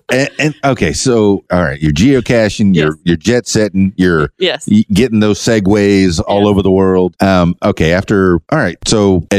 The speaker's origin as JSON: {"language": "English", "town": "Key Largo", "region": "Florida", "country": "United States", "also_born_or_lived": "Miami / Fort Lauderdale", "said": "I'm from Key Largo."}